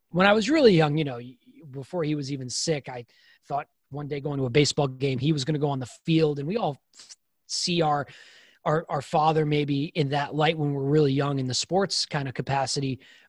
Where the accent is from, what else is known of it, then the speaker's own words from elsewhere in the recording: New York, United States; grew up a 5'5" athlete, born and raised in New York, barely played college baseball, but I played college baseball.